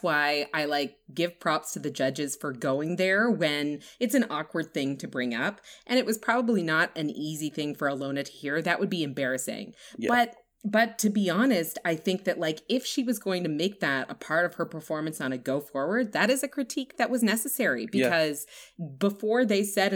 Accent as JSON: {"language": "English", "area": "East Coast of Canada", "region": "Atlantic Canada", "country": "Canada", "said": "It's very East Coast, which is where I'm from."}